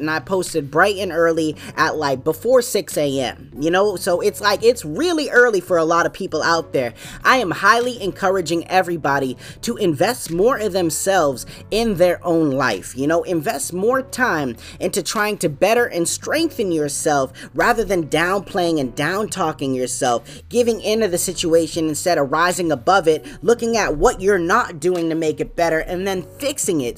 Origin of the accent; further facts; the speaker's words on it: New England, United States; I'm from New England, man. That's my home team